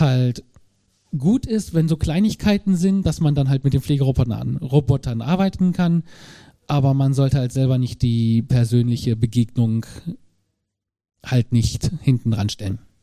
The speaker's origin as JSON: {"language": "German", "town": "Braunschweig", "region": "Lower Saxony", "country": "Germany", "said": "ich komme aus Braunschweig"}